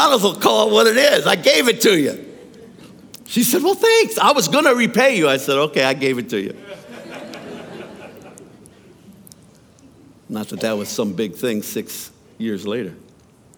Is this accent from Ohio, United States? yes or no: yes; Youngstown, Ohio, United States; I grew up in Youngstown, Ohio, at a time when Youngstown, Ohio was pretty rough.